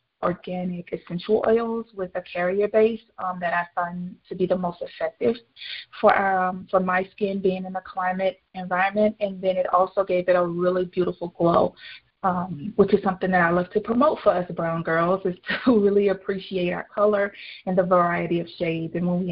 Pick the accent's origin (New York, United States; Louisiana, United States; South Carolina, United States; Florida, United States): Louisiana, United States; now in New Mexico; I moved from Louisiana to a desert climate, which is in New Mexico.